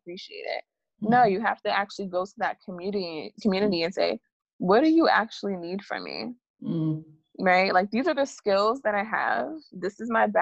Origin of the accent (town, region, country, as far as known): United States